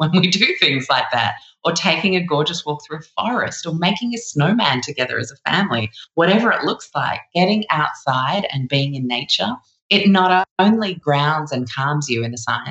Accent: London, United Kingdom; also born or lived in Chicago; I'm from London myself, but we lived in Chicago for the first 5 years of my life

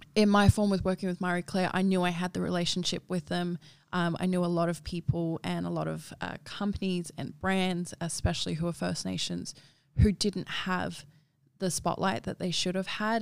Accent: Darwin, Northern Territory, Australia; now in Sydney, Australia; I grew up in Darwin

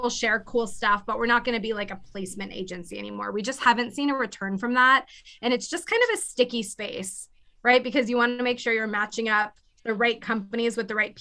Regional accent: Clearwater, Florida, United States; moved away as an adult; also born or lived in Orlando, Florida; now in Los Angeles, United States; I'm originally from Clearwater, Florida, by Tampa

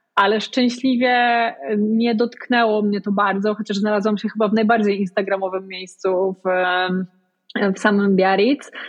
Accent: Poland; wychowując się w małym mieście w Polsce

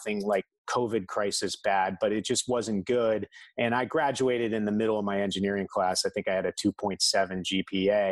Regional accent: South Florida, United States; also born or lived in Singer Island, Florida; I was born and raised in South Florida

